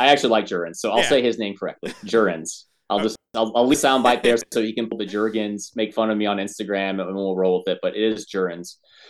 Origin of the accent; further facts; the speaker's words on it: United States; accent: American; Maybe my American accent doesn't come through